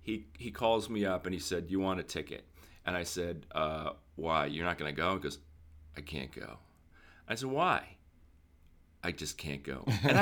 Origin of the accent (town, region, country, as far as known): Boston, Massachusetts, United States; born or raised there; also born or lived in Lexington, Massachusetts; now in Los Angeles, United States